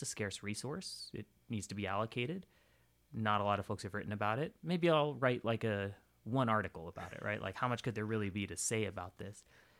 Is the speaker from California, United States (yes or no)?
yes; California, United States; also born or lived in South India; So I grew up in Northern California and South India, and exchange rates were something that really fascinated me when I was a kid.